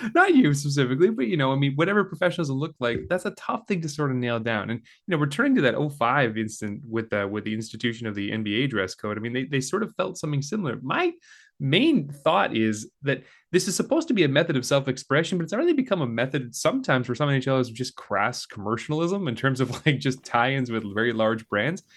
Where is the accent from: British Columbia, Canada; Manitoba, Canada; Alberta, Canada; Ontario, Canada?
Alberta, Canada; Calgary; now in St. Catharines, Canada; I grew up in Calgary